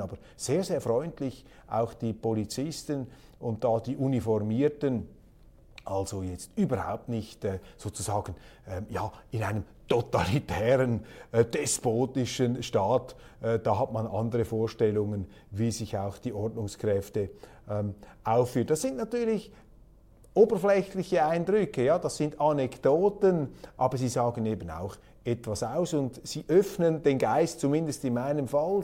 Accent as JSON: {"language": "German", "country": "Switzerland", "said": "Als Schweizer"}